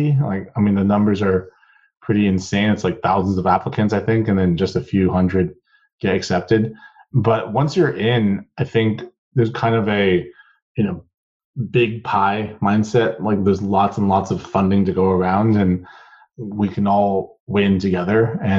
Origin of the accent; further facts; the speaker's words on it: Seattle, Washington, United States; also born or lived in Taiwan; So I was actually a first generation immigrant. I was born in Taiwan and moved to Seattle with my family in 1997.